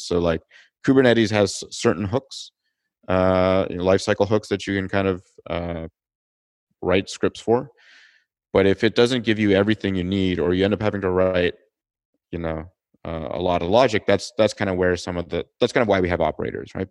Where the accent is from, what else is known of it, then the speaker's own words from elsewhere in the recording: Toronto, Ontario, Canada; moved away as an adult; also born or lived in California; I'm originally from Toronto, Canada